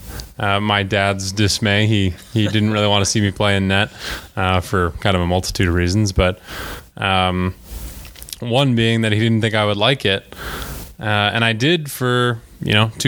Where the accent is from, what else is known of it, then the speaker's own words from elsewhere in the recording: Calgary, Alberta, Canada; moved away; I'm from Calgary, Alberta, Canada.